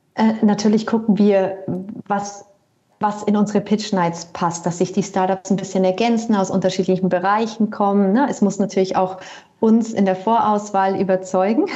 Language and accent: German; Bavaria, Germany; moved away as an adult; also born or lived in Berlin / Lake Constance; ich komme ursprünglich aus Bayern